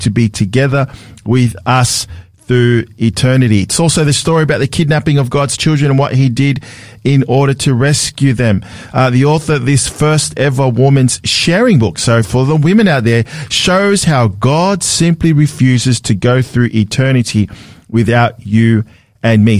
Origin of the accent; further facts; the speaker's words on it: Sydney, New South Wales, Australia; I was a city kid growing up in Sydney